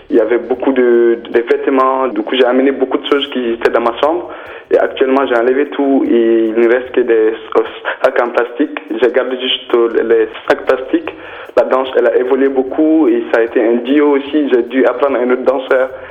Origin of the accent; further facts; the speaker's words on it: Mali; moved away as an adult; also born or lived in France; j'ai commencé le travail à Bamako parce que je viens du Mali.